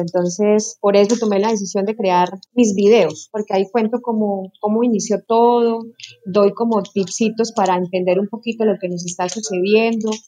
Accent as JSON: {"language": "Spanish", "region": "Casanare", "country": "Colombia", "said": "soy llanera"}